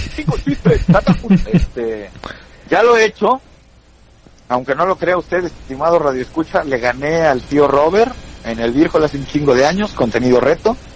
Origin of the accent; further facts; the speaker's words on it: Toluca, State of Mexico, Mexico; soy de Toluca